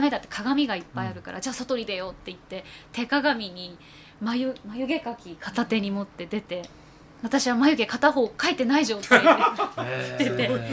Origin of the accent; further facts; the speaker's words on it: Akita, Japan; now in Tokyo, Japan; 割と私は秋田なんですね